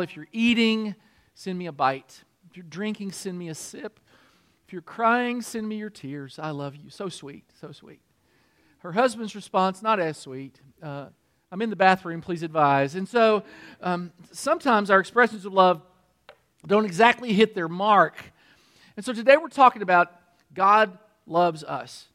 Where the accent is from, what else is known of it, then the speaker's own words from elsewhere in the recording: Kentucky, United States; moved away as an adult; also born or lived in Michigan; I'm from Kentucky